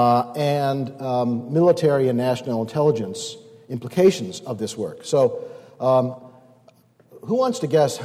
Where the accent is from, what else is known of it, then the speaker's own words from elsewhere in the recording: Northeast, United States; I'm from the Northeast